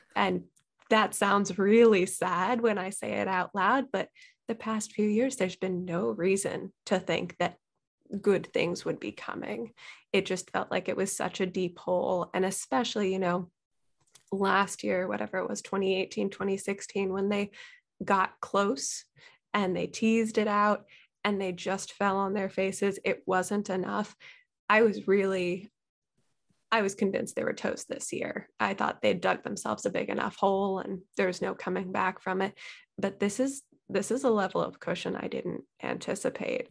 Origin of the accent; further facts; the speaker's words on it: Bay Area, California, United States; also born or lived in Cooperstown; now in Seattle, United States; I grew up in the Bay Area primarily